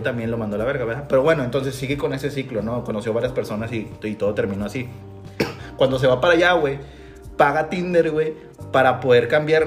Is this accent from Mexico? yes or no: yes; Mexico; los mexicanos sabemos cómo divertirnos